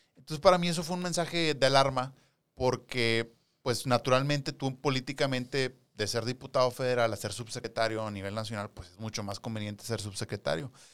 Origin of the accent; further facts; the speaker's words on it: Nuevo León, Mexico; nosotros que somos de Nuevo León